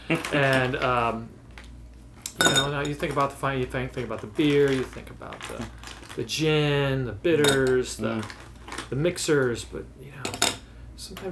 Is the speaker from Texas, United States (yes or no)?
no; St. Louis, Missouri, United States; also born or lived in Chicago, Illinois; I was born in Chicago, moved here to St. Louis when I was a kid, educated here in St. Louis